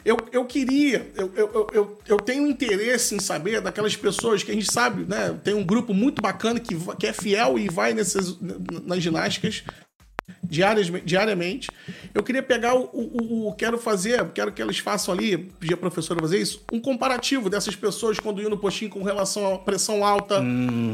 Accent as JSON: {"language": "Portuguese", "town": "Valença", "region": "Rio de Janeiro", "country": "Brazil", "tie": "born or raised there", "said": "o meu distrito, com onde eu nasci, vi e amo as pessoas, onde eu moro"}